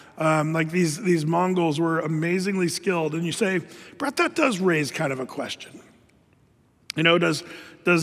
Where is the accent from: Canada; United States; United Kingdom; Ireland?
United States; as American Christians